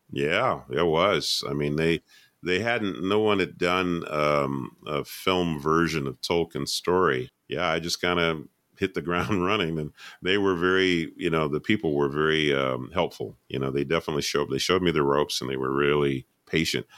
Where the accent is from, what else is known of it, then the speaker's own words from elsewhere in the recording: Atlanta, Georgia, United States; I'm from Atlanta, Georgia.